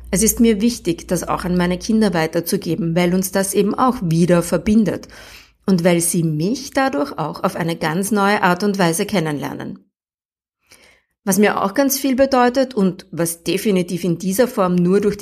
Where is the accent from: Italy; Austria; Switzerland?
Austria; Upper Austria; Ich bin in Oberösterreich aufgewachsen. 19 Jahre meines Lebens habe ich praktisch nur Dialekt gesprochen.